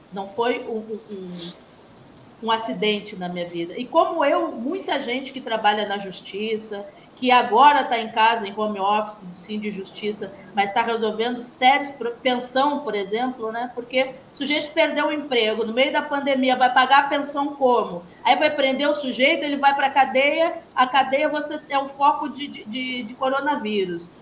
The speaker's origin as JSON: {"language": "Portuguese", "town": "Porto Alegre", "region": "Rio Grande do Sul", "country": "Brazil", "moved": "as an adult", "lives_now": "Campos dos Goytacazes, Brazil", "said": "Eu, como porto-alegrense, que, que tenho um carinho muito especial pela minha cidade, nós gaúchos"}